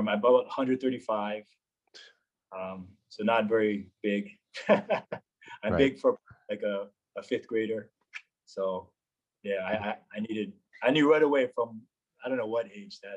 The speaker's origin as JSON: {"language": "English", "town": "Aiea", "region": "Hawaii", "country": "United States", "tie": "born or raised there", "moved": "as an adult", "said": "I was born and raised on Oahu. Grew up in a city named Aiea, which is fairly close to Pearl Harbor"}